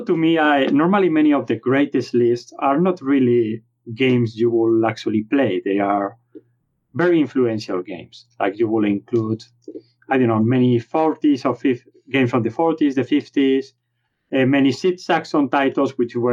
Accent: Spain; accent: Spanish; English is a second language; my Spanish accent.

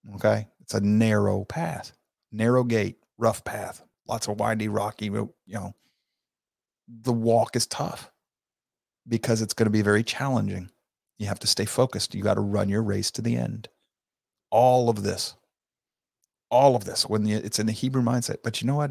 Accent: Southern United States, United States; we Southern men

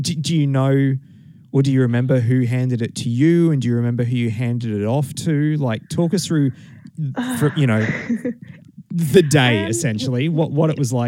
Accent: Toowoomba, Queensland, Australia; So I grew up in Toowoomba. And we had the torch in Toowoomba on the 10th and the 11th.

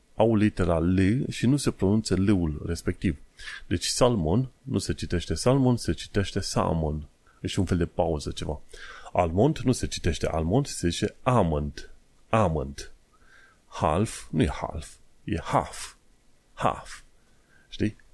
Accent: Romania; now in London, United Kingdom; sunt român

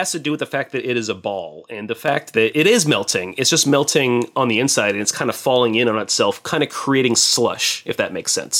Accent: South Florida, United States; also born or lived in southern Wisconsin; I was born in Wisconsin, but I was raised in South Florida

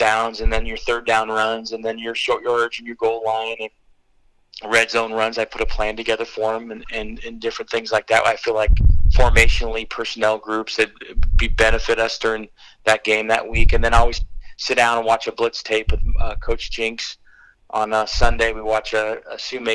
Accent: Torrance, California, United States; moved away as an adult; also born or lived in Michigan; I grew up in Torrance

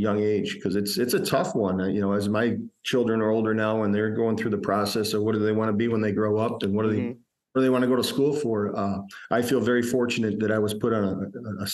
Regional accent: Fulton, New York, United States; practicing in my hometown where I grew up

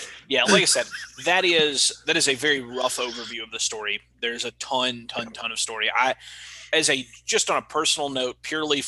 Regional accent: Mississippi, United States; a fucking kid out of Mississippi

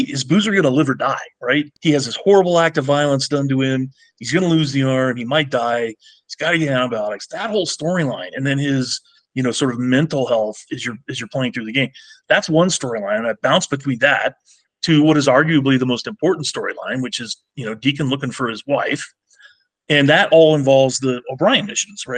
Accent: Medford, Oregon, United States; When I grew up in Southern Oregon in Medford

